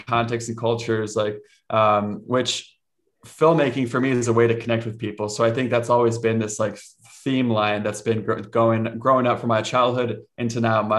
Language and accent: English; Cincinnati, Ohio, United States; born there; first language Spanish; And so I was born in Cincinnati, Ohio in a Spanish speaking home. I was that white boy in kindergarten who didn't know how to speak English.